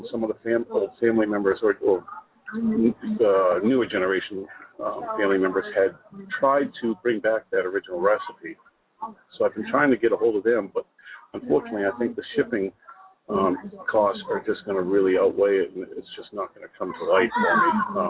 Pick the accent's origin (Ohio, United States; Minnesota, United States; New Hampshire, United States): New Hampshire, United States; moved away as an adult; now in North Carolina, United States; I'm from New England. I'm from New Hampshire originally. I've been down here in North Carolina a couple of years.